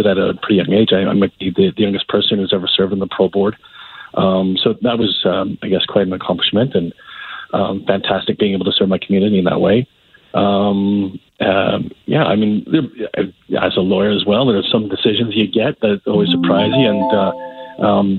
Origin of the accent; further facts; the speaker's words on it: Calgary, Alberta, Canada; I grew up here in Calgary